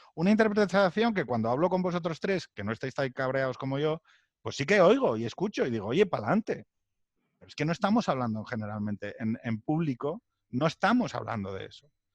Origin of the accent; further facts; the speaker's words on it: Asturias, Spain; moved away as an adult; now in Madrid, Spain; viniendo desde Asturias